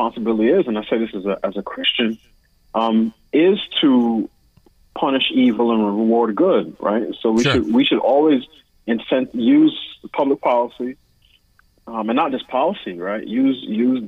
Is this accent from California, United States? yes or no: no; New York City, New York, United States; moved away as an adult; now in Washington, D.C., United States; I was raised in New York City.